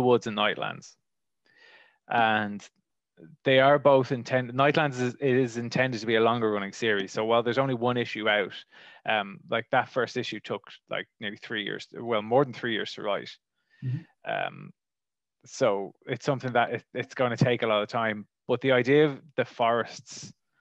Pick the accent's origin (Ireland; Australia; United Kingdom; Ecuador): Ireland; Wicklow, Leinster; I am from Ireland, and I grew up in a place called Wicklow